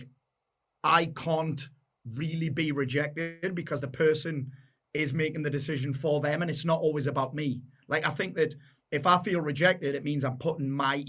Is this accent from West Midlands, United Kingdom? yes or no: no; South Shields, North East England, United Kingdom; I'm a Geordie. Well, I'm a sand dancer